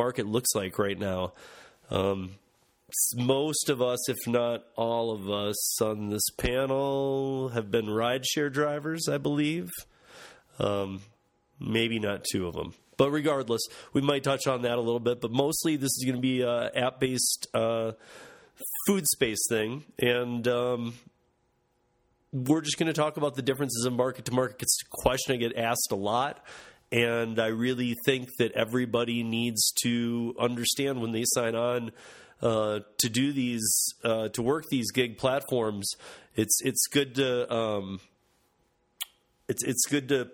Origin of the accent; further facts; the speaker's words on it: Michigan, United States; in Grand Rapids in my home state of Michigan